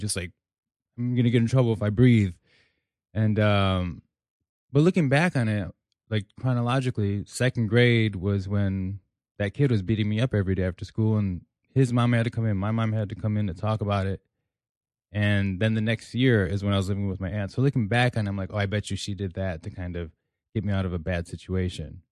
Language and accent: English; Elgin, Illinois, United States; I'm from Elgin, Illinois